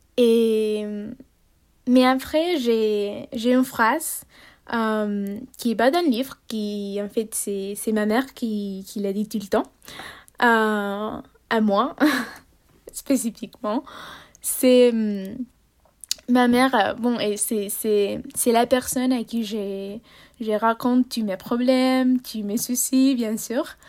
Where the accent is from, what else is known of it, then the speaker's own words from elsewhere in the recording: Barcelona, Catalonia, Spain; French is a second language; moved away as an adult; chez moi à Barcelone